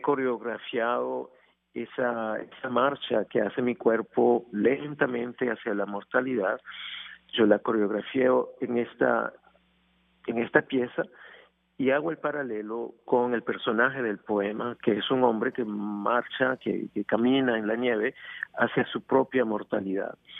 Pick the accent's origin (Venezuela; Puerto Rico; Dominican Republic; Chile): Venezuela; moved away; Venezuela, mi país natal